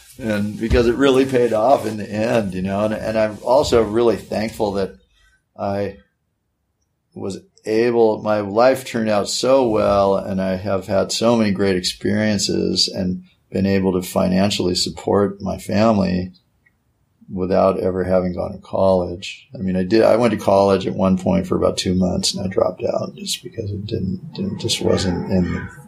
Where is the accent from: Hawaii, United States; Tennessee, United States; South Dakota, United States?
Hawaii, United States; especially like growing up in Hawaii and learning, you know, being a member of the minority